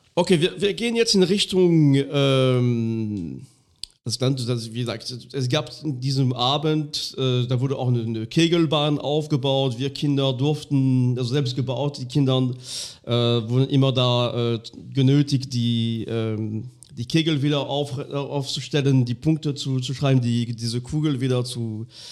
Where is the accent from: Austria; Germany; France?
France; Lorraine, Grand Est; German is a second language; moved away; in dem ganz kleinen Minidorf, wo ich aufgewachsen bin. Ähm, irgendwo in Lothringen